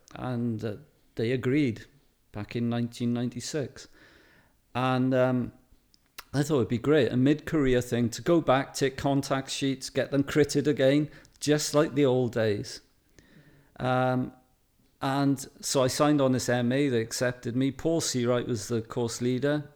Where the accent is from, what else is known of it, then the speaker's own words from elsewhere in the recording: Wales, United Kingdom; being a Welshman